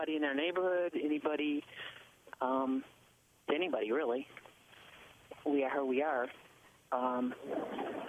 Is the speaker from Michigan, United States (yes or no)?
yes; Dearborn Heights, Michigan, United States; also born or lived in Ypsilanti, Michigan; now in Oakland County, United States; I grew up in Dearborn Heights and moved out to Oakland County